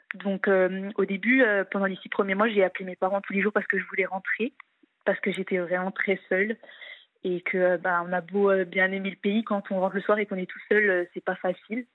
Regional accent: eastern France, France; moved away as an adult; now in Italy; je suis de l'Est de la France

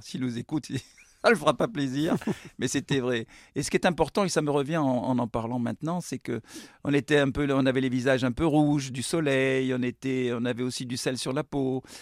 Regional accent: Bordeaux, Nouvelle-Aquitaine, France; also born or lived in Bègles; je suis bordelais

